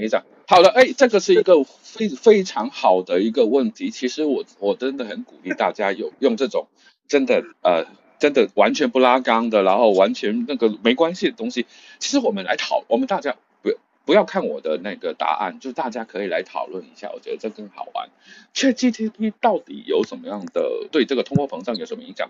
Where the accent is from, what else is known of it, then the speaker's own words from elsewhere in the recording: China; 我们中国人